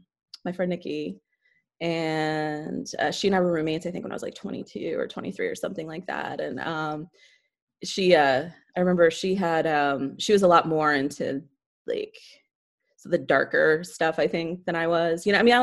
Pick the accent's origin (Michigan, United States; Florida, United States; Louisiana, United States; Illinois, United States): Florida, United States; Tampa; also born or lived in St. Petersburg; now in New York, United States; So I grew up, I'm not originally from Florida, but I grew up there and I grew up in Tampa, Florida from, I was there the time I was like 12. I lived in St. Petersburg for a while.